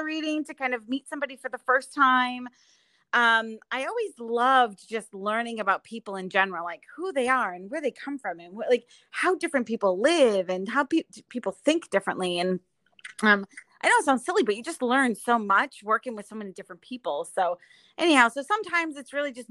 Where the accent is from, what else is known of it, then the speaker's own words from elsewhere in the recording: East Providence, Rhode Island, United States; originally from East Providence, Rhode Island